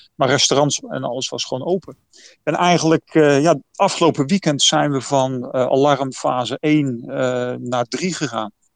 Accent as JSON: {"language": "Dutch", "country": "Netherlands", "moved": "yes", "lives_now": "Taipei, Taiwan"}